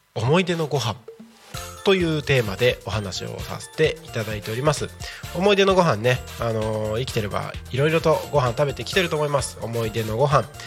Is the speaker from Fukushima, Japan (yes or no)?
no; Takko, Aomori, Japan; also born or lived in Morioka, Iwate; now in Tako, Japan; 僕の地元のね青森県田子町